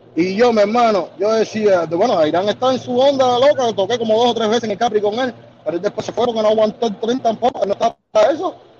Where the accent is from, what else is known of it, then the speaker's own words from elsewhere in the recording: Cuba; moved away as an adult; also born or lived in Ecuador; Desde que salí de Cuba